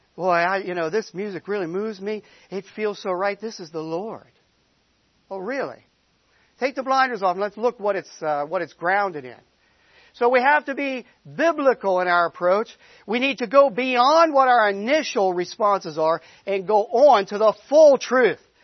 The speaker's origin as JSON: {"language": "English", "town": "Boston", "region": "Massachusetts", "country": "United States", "moved": "as an adult", "said": "We come from the Boston area. We've been down here a long time now, 15 years"}